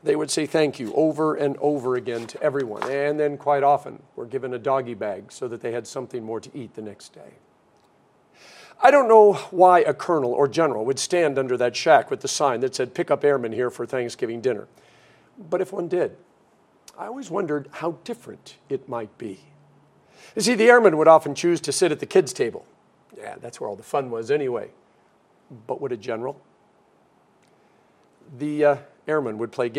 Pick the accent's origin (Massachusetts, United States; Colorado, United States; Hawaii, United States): Colorado, United States; Denver; growing up in Denver, Colorado